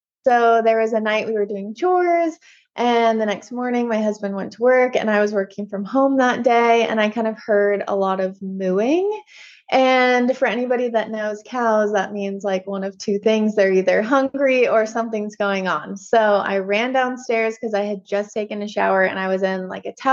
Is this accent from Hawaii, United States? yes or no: no; Washington, United States; also born or lived in California; I was born and raised in Washington and then went to California for college